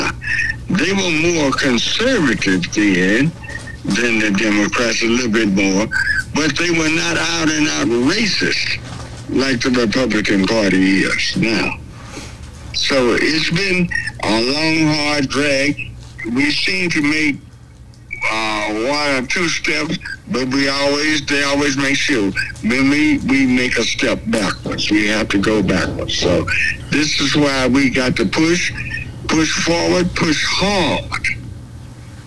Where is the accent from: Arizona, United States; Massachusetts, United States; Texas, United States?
Texas, United States; When they made me the president of Junior NAACP in my hometown, my home is here in Texas